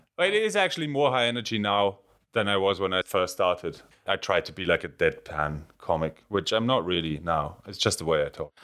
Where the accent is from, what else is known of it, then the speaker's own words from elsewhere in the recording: Lamprechtshausen, Salzburg, Austria; accent: German accent; English is a second language; now in United Kingdom; I'm from the Bavarian border, so my dialect is exactly the same as